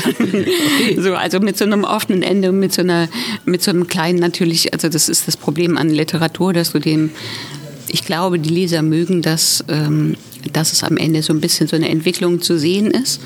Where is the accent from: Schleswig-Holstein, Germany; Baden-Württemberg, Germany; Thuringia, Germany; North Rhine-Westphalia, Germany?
Thuringia, Germany; now in Berlin, Germany; ich komme aus Thüringen, wohne jetzt schon richtig lange in Berlin